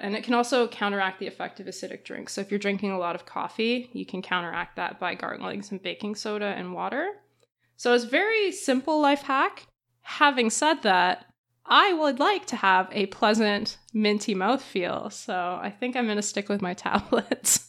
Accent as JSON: {"language": "English", "country": "Canada", "said": "being Canadian's the worst"}